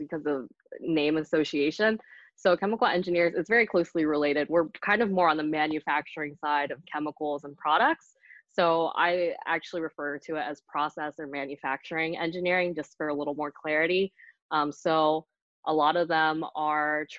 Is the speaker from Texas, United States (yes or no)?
no; Hummelstown, Pennsylvania, United States; also born or lived in Vietnam (parents); now in Lancaster, United States; I grew up just right outside of Hershey in Hummelstown, PA.